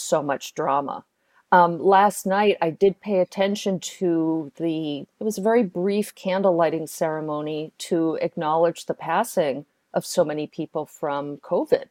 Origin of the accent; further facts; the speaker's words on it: New York, United States; now in Chicago, United States; I'm from New York and now I'm in Chicago